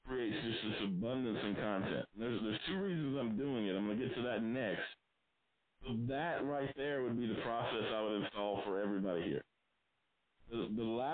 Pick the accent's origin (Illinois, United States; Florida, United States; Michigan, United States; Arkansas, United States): Arkansas, United States; South; I grew up in South Arkansas, broke, from a working class family